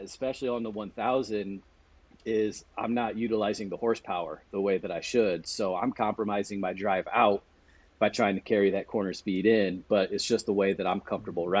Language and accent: English; Monroeville, Indiana, United States; moved away as an adult; now in Cleveland, United States; growing up in my hometown of Monroeville